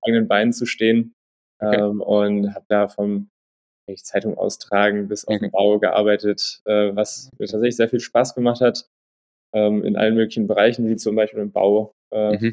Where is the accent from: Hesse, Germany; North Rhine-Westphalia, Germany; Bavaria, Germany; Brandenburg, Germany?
Hesse, Germany; Untertaunus; also born or lived in Wiesbaden; ich bin äh, in Hessen äh, groß geworden, Wiesbaden geboren, mhm. in Untertaunus groß geworden, äh, eine kleine Stadt namens Eckstein